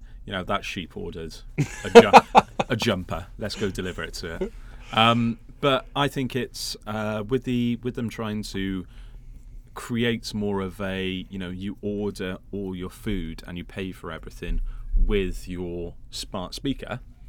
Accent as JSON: {"language": "English", "country": "United Kingdom", "said": "Well, we're British. We love them."}